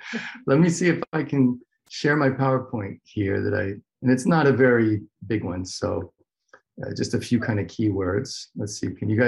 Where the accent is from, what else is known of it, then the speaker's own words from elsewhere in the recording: United States; accent: American; moved away as an adult; also born or lived in Massachusetts; now in Lisbon, Portugal; I'm an American, obviously, just by the accent, who for a long time was a professor of political science at the University of Massachusetts, Dartmouth.